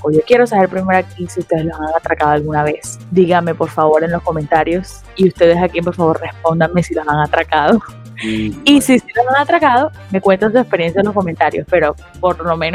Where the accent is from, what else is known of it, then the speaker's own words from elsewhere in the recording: Barranquilla, Atlántico, Colombia; Yo creo que esa es una de las situaciones que de pronto a nosotros como barranquilleros de pronto nos ataca un poquito más